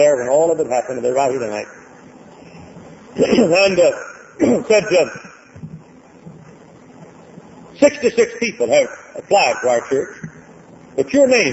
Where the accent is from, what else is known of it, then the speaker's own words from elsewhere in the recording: Texas, United States; moved away as an adult; now in Hammond, United States; I was born in Texas. I was reared in Texas.